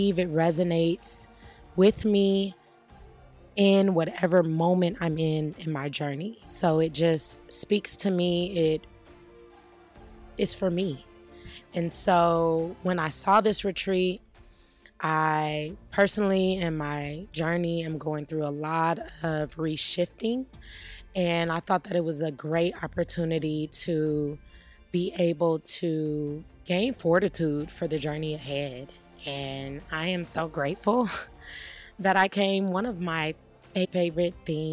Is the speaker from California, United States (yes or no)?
yes; Los Angeles, California, United States; I am from Los Angeles, California